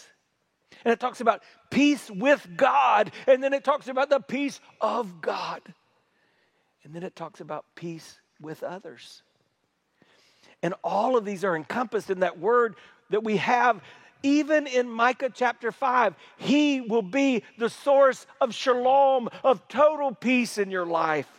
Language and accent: English; South Carolina, United States; we're from South Carolina. If I know with my accent, you probably assumed I was from New York, but I'm from South Carolina